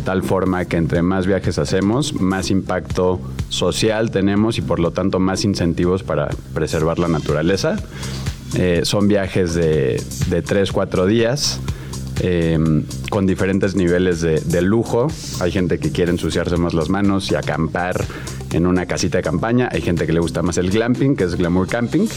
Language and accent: Spanish; Mexico City, Mexico; yo crecí en la Ciudad de México